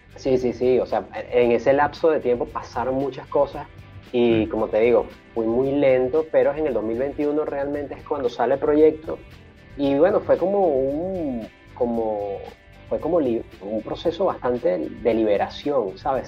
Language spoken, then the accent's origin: Spanish; Caracas, Capital District, Venezuela; moved away; nací en el, 79, eh, en la ciudad de Caracas.